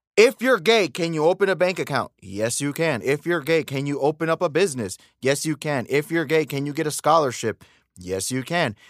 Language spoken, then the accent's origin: English; the same area as Pop Smoke, New York, United States; also born or lived in Dominican Republic (ancestry); We're from the same area. And, uh, I'm a Dominican. I'm American from Dominican parents.